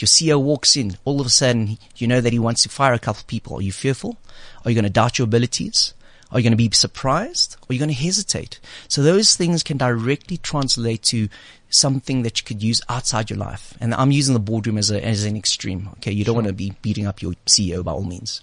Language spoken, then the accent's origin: English; South Africa; moved away; the 18 years that I grew up in South Africa